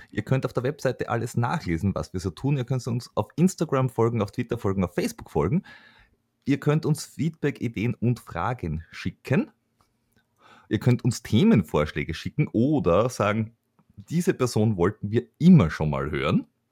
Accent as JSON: {"language": "German", "region": "Vienna", "country": "Austria"}